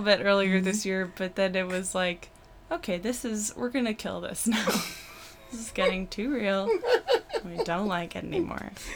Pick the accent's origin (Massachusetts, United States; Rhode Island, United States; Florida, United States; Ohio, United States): Massachusetts, United States; Brockton; moved away; also born or lived in Boston; I grew up in Brockton, Massachusetts